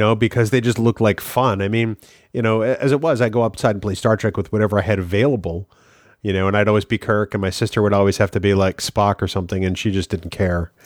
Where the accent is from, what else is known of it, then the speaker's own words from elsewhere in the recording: Manchester, New Hampshire, United States; growing up in Manchester, New Hampshire